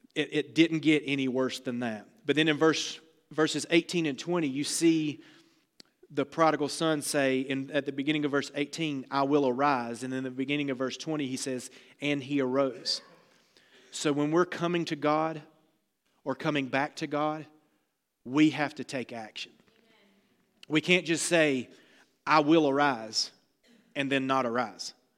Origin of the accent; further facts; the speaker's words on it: the South, United States; I'm from the South